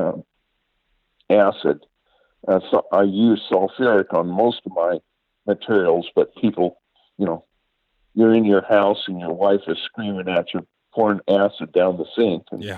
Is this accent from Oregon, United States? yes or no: yes; Oregon, United States; I'm from Oregon.